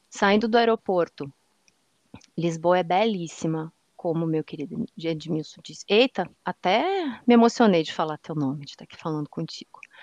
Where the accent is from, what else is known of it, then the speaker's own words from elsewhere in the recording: Canoas, Rio Grande do Sul, Brazil; moved away; also born or lived in Curitiba / Salvador / Teixeira de Freitas, Bahia; Hoje voltei para minha cidade natal, Canoas, no Rio Grande do Sul